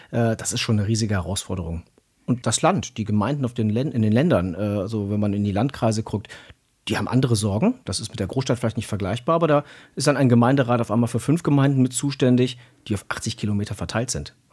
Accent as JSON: {"language": "German", "town": "Cologne", "region": "North Rhine-Westphalia", "country": "Germany", "tie": "born or raised there", "said": "Wenn ich in meine, ja, in meine Heimatstadt gucke, in meinen Bezirk, ich war ehrenamtlicher Bürgermeister zuletzt eines Bezirks mit über 120.000 Einwohnern. Gucke ich über die ähm, Stadtgrenze von Köln hinaus"}